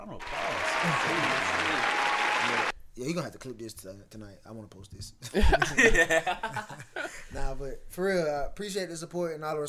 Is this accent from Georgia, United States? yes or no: yes; Atlanta, Georgia, United States; south side, right off of Buffington Road where we grew up in Atlanta.